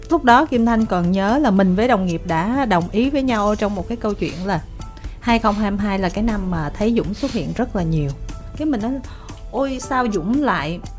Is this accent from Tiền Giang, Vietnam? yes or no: yes; Tiền Giang, Vietnam; dạ quê em ở tiền giang